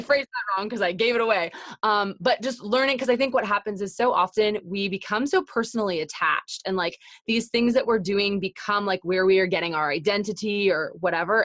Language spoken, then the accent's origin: English; Canada; I'm Canadian